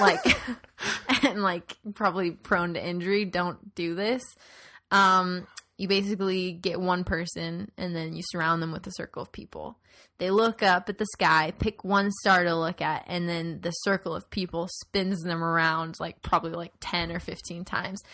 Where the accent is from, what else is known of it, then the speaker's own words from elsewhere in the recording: Tucson, Arizona, United States; moved away; I grew up in Tucson, which is pretty different from Phoenix